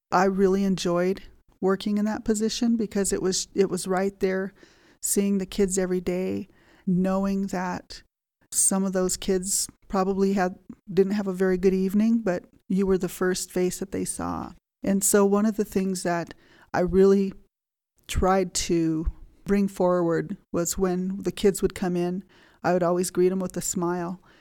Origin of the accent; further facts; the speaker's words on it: Fort Washakie, Wyoming, United States; also born or lived in Lander, Wyoming; Grew up here at Fort Washakie, going to school at Fort Washakie School.